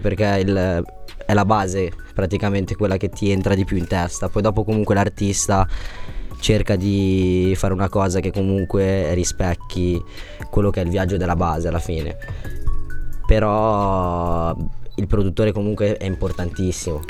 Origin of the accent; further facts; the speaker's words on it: Monza, Lombardy, Italy; now in Cesano Boscone, Italy; Sono di abitavo sono nato a Monza, adesso abito a Cesano Boscone, dove lavoro, praticamente sono di zona lì adesso